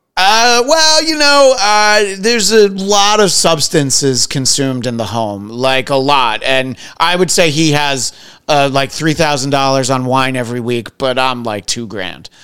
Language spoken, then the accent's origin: English; Middletown, New York, United States; I grew up in Middletown, New York